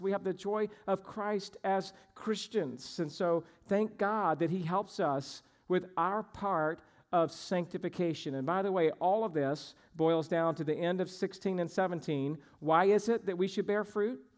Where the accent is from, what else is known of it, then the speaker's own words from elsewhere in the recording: Georgia, United States; moved away; I grew up in Georgia